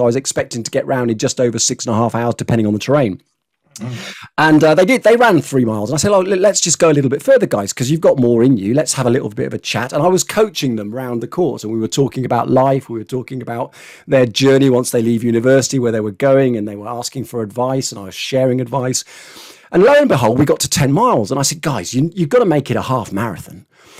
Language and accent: English; Scotland, United Kingdom; born there; But I had to write to them, you see, because actually I was born in Scotland.